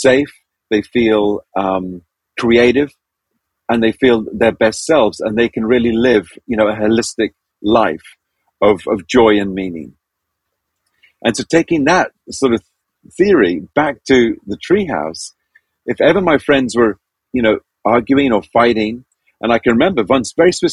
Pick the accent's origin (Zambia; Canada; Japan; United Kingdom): Zambia; I was born and raised in Zambia.